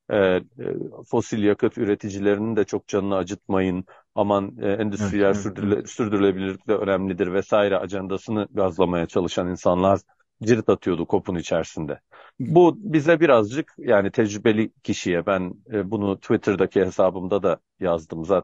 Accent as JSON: {"language": "Turkish", "town": "Biga", "region": "Çanakkale", "country": "Turkey", "said": "ben Bigalıyım, Çanakkale Bigalıyım. Bigalı bir insan ben"}